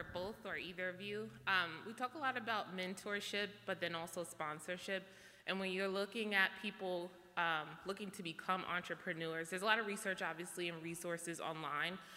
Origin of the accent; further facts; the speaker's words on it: New York City, New York, United States; now in New Jersey, United States; I'm from Brooklyn, but I live in Jersey now